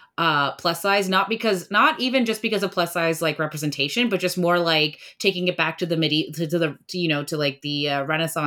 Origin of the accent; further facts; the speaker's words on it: India; I'm Indian, so I come from a culture where movies are extremely important to us